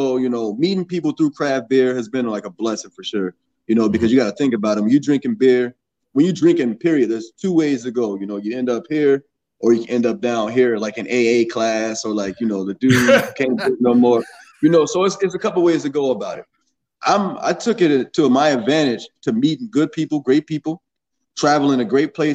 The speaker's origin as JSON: {"language": "English", "town": "Saint Paul", "region": "Minnesota", "country": "United States", "tie": "born or raised there", "also_born_or_lived": "Chicago", "said": "I am from Minnesota. Yeah. I just turned born in 88, St. Paul, Minnesota. Been in Minnesota all my life."}